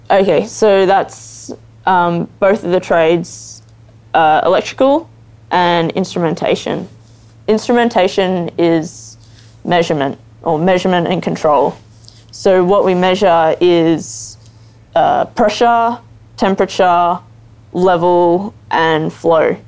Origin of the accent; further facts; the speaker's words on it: Geelong, Victoria, Australia; I grew up in Geelong